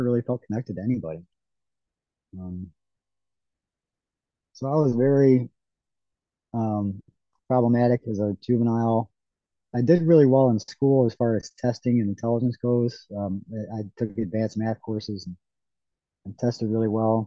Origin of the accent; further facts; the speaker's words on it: Ohio, United States; I grew up in Ohio, up on the coast of Lake Erie